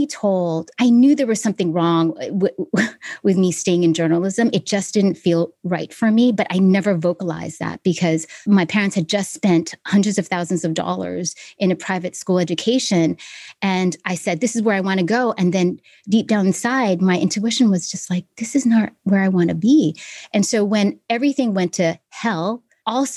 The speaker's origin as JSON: {"language": "English", "town": "Honolulu", "region": "Hawaii", "country": "United States", "tie": "born or raised there", "also_born_or_lived": "Manila, Philippines", "said": "I absolutely loved growing up in Hawaii"}